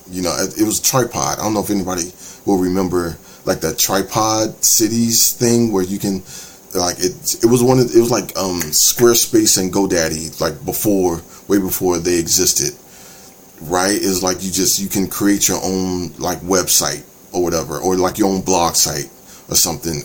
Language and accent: English; D.C., Maryland, United States; I'm from the Maryland, D.C., Virginia area